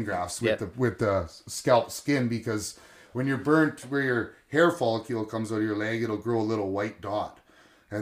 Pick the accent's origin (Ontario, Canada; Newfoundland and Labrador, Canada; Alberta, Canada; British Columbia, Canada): British Columbia, Canada; Quesnel; also born or lived in Kelowna; growing up in Quesnel area